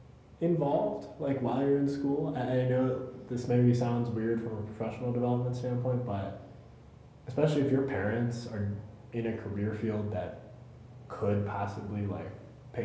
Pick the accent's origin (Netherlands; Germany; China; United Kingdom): Germany; moved away; gone back overseas to my home country, to Germany